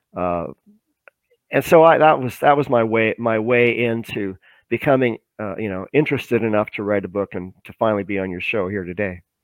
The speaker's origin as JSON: {"language": "English", "country": "Canada", "also_born_or_lived": "Vancouver", "said": "I'm a Canadian citizen. I live in Vancouver"}